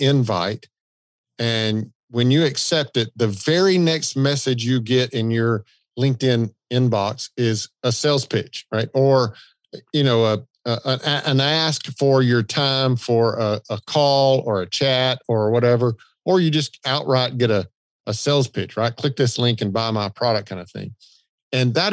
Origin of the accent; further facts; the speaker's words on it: the South, United States; accent: Southern; I've got a Southern accent